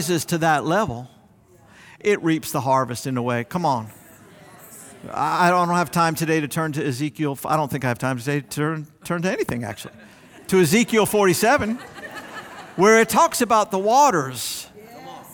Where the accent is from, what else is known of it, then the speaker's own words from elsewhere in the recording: South Florida, United States; as a young man growing up in South Florida